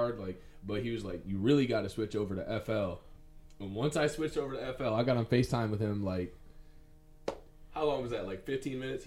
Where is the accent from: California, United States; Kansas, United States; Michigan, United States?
Michigan, United States; Southgate; I'm from Southgate, Michigan